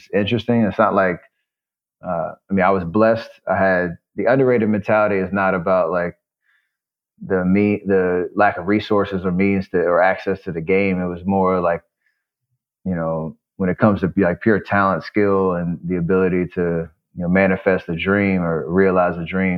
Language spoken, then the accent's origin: English; Charlotte, North Carolina, United States; growing up in Charlotte